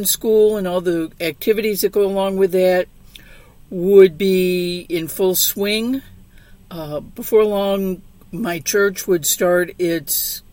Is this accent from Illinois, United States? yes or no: no; St. Louis, Missouri, United States; now in Southern California, United States; growing up in St. Louis